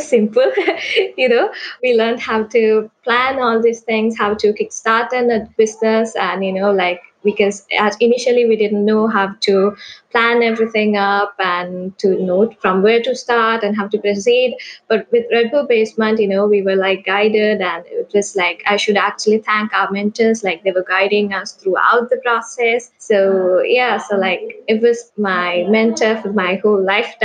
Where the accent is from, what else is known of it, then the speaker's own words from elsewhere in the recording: Sri Lanka; I'm from Sri Lanka.